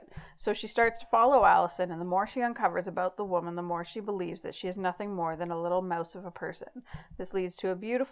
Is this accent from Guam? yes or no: no; Canada; accent: Canadian; my sexy Canadian accent.